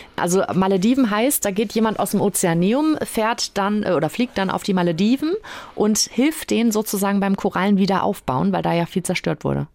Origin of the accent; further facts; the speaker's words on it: Western Pomerania, Mecklenburg-Vorpommern, Germany; bei uns in Vorpommern